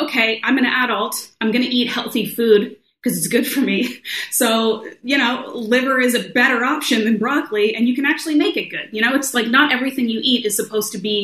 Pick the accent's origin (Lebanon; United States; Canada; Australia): Canada; I grew up in Canada